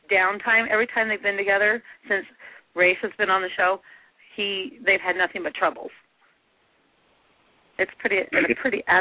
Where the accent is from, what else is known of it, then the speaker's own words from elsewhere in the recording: Utah, United States; I'm from Utah.